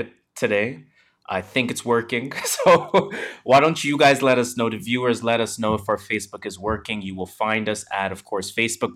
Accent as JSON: {"language": "English", "country": "Canada", "said": "we're Canadian."}